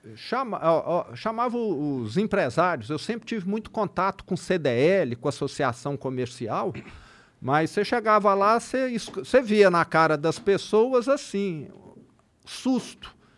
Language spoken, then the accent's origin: Portuguese; Triângulo Mineiro, Minas Gerais, Brazil; accent: interior de Minas; O triângulo, mais ainda, que é de onde eu sou